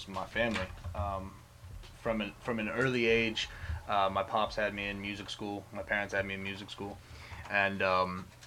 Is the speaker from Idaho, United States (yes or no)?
no; West Stockbridge, Massachusetts, United States; moved away; I grew up out in Western Mass, like out in the sticks.